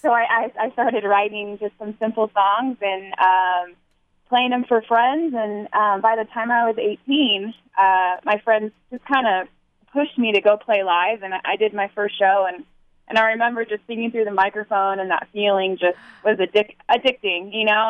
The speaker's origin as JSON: {"language": "English", "town": "Dana Point", "region": "California", "country": "United States", "tie": "born or raised there", "said": "Dana Point, that's my hometown"}